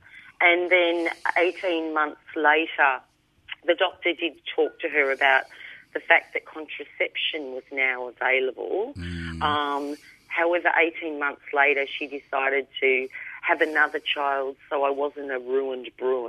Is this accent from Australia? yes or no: yes; Melbourne, Victoria, Australia; also born or lived in Coburg; Well, I grew up in Essendon.